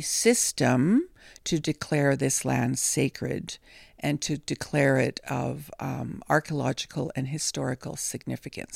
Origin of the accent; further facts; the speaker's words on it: Nipigon, Ontario, Canada; I'm from the Red Rock Indian Band, and I'm happy to call this sacred land Nippin